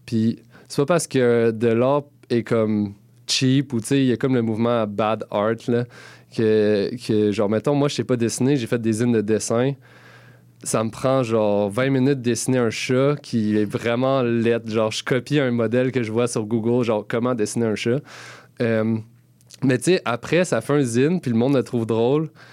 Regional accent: Gatineau, Quebec, Canada; moved away as an adult; now in Montreal, Canada; je viens de Gatineau. Et euh, ça fait quand même presque une dizaine d'années que je suis à Montréal.

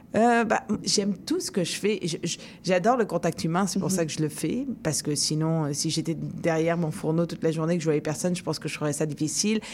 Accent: France; now in Montreal, Canada; en tant que Français

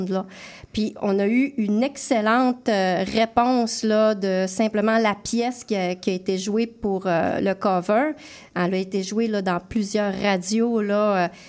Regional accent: Alma, Quebec, Canada; Euh, chez nous, je viens d'Alma.

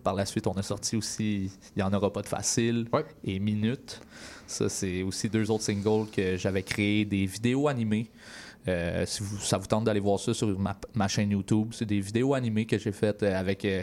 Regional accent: Berthierville, Quebec, Canada; Je viens de ce petit coin-là, Berthierville, une petite ville d'environ, je te dirais, 10 000 habitants. Euh, j'ai grandi là.

